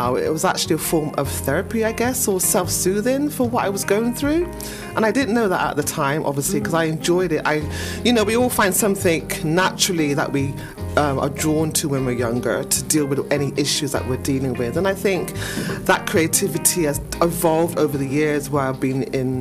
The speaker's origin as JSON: {"language": "English", "town": "Bristol", "region": "South West England", "country": "United Kingdom", "tie": "born or raised there", "also_born_or_lived": "Easton, Bristol", "said": "I think I grew up in St. Paul's, lovely St. Paul's, most of my life, and then transitioned over to Eastern, and now I'm living in another part of the area, Bristol."}